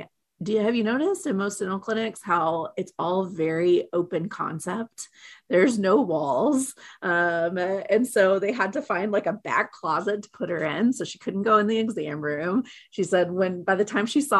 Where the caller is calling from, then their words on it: Oklahoma City, Oklahoma, United States; I am calling today from Oklahoma City, Oklahoma